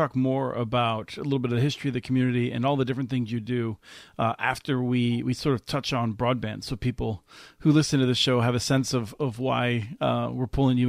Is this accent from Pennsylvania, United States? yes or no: yes; Allentown, Pennsylvania, United States; accent: upper Midwest; now in St. Paul, United States; I grew up in Allentown, Pennsylvania